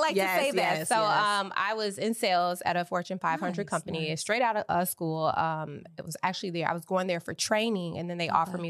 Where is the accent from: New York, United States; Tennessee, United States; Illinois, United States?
Illinois, United States; Chicago; moved away as an adult; also born or lived in Atlanta; now in Los Angeles, United States; I rep Chicago. I'm from Chicago. I'm a business owner in Chicago. Yes. I'm licensed in Illinois. So I like to keep everything still stationed in my hometown. One, because my family still lives there, and a lot of my support system period is just in Chicago.